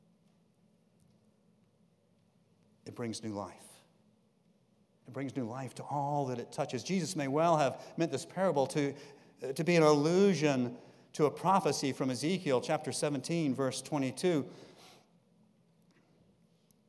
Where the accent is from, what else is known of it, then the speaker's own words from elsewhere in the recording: Jacksonville, Florida, United States; Growing up in Jacksonville on the coast, my father had a boat